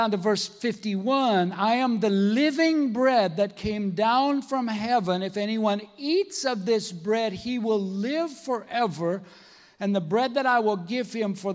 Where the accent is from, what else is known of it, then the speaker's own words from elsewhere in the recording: Minnesota, United States; I'm from Minnesota, and I was working at this woodworking factory